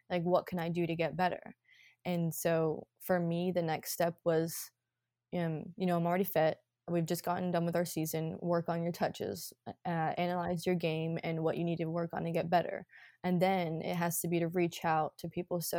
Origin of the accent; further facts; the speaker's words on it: Scotland, United Kingdom; born there; And so I was actually really blessed to have that because I was born in Scotland.